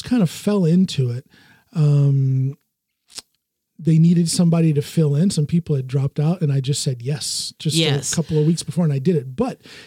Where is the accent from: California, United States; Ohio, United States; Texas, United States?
Ohio, United States; Norton; born or raised there; also born or lived in Akron, Ohio; now in Norway